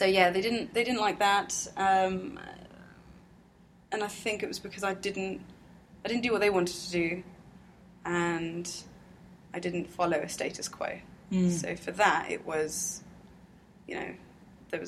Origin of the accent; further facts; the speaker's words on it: London, United Kingdom; People call me English because I'm born here.